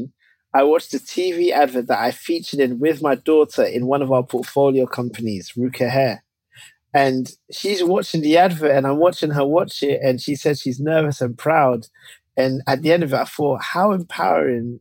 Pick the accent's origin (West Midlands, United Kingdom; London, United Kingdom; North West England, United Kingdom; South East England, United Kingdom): London, United Kingdom; I grew up in Tottenham, North London, British-born Ghanaian